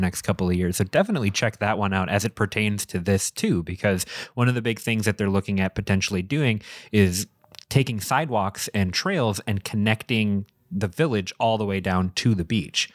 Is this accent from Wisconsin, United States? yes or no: yes; St. Francis, Wisconsin, United States; now in Fish Creek, United States; My hometown of Saint Francis